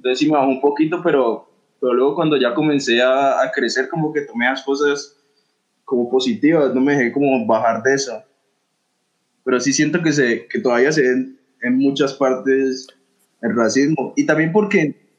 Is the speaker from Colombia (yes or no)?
yes; Colombia; entre los mismos colombianos